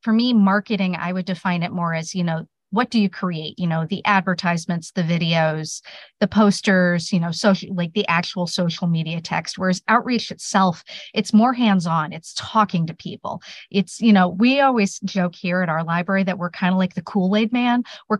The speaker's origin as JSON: {"language": "English", "town": "South Bend", "region": "Indiana", "country": "United States", "tie": "born or raised there", "said": "I was actually born in Indiana, so close."}